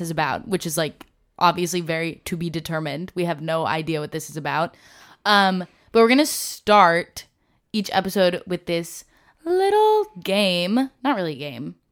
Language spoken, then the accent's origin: English; Nyack, New York, United States; moved away as an adult; I'm from Nyack